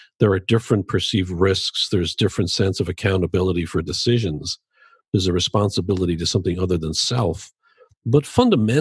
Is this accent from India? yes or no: no; Dublin, Leinster, Ireland; now in Chicago, United States; I grew up in Dublin